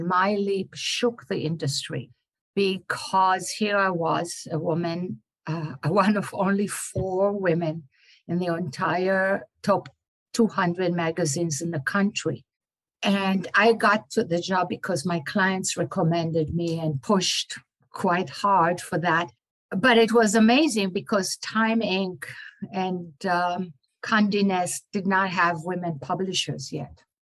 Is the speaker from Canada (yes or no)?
no; Israel; English is a second language; moved away as an adult; also born or lived in Florida; now in New York, United States; I was born and raised in Israel